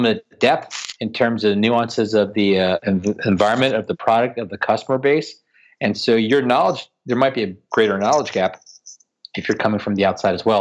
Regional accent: Washington, District of Columbia, United States; here in my hometown of DC. What I've really been pushing in my hometown of Washington, DC

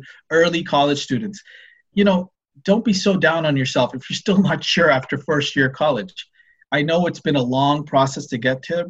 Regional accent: Ottawa, Ontario, Canada; I grew up in Ottawa, and I remember biking because I lived near the airport

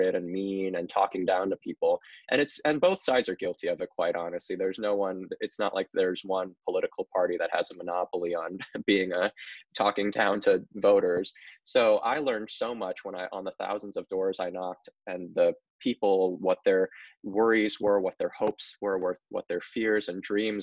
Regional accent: Indiana, United States; born or raised there

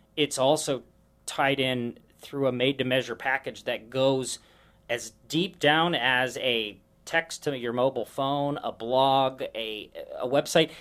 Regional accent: Omaha, Nebraska, United States; also born or lived in San Francisco Bay Area / Dallas; now in Sioux Falls, United States; I grew up in Omaha

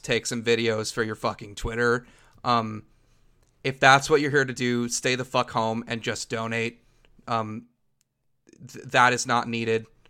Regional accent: Los Angeles, California, United States; growing up in Los Angeles area, the way that the two of us did

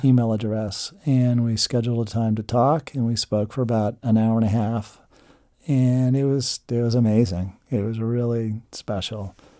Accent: Chester County, Pennsylvania, United States; I grew up in Chester County

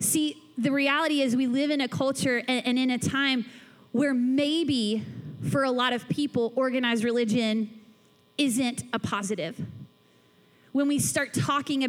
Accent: Atlanta, Georgia, United States; now in Louisville, United States; I grew up in Atlanta, Georgia

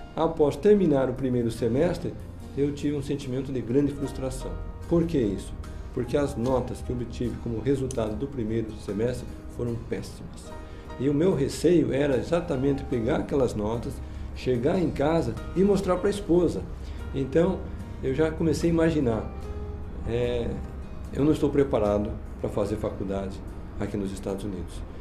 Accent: Curitiba, Paraná, Brazil; moved away as an adult; also born or lived in Provo, Utah, United States; Eu sou natural de Curitiba, capital do Paraná

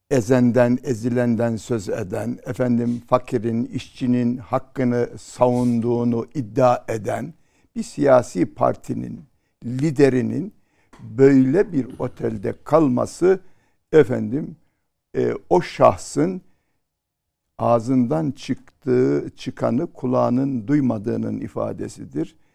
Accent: Trabzon, Turkey; Ha, Trabzon.

